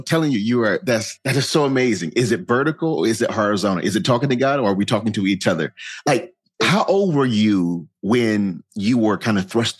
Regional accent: Warsaw, North Carolina, United States; So I grew up right in Warsaw, Clinton area.

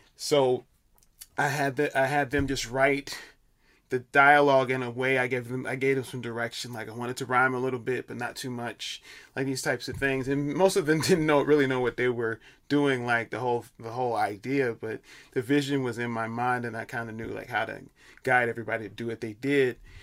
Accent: Chicago, Illinois, United States; moved away as an adult; now in New York, United States; I'm from Chicago, uh, originally

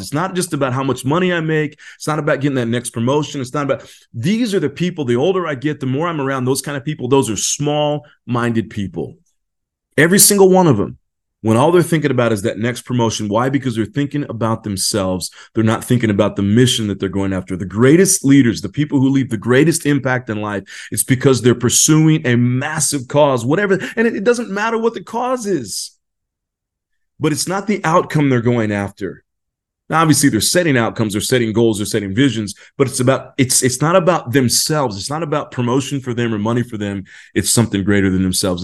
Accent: California, United States; I am from California

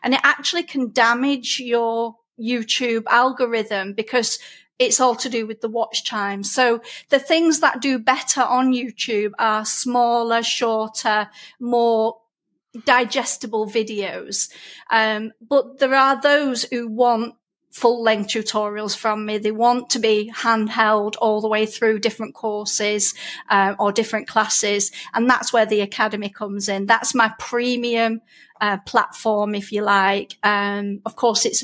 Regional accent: Lancashire, North West England, United Kingdom; accent: broad Lancashire; I get a lot of comments about my accent. I'm a Lancashire lass, so I do have a very broad accent

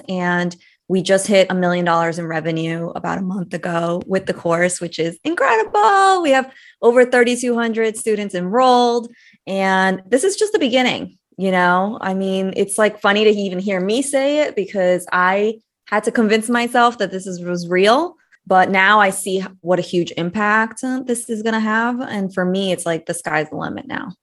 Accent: United States; also born or lived in Brazil; I moved to the States when I was eight years old.

